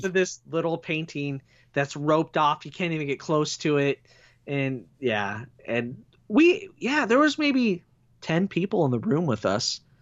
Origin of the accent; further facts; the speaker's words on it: United States; people identified me as an American